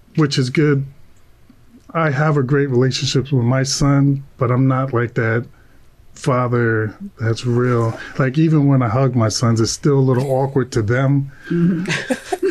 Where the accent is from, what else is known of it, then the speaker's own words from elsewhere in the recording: Long Branch, New Jersey, United States; I'm from Long Branch too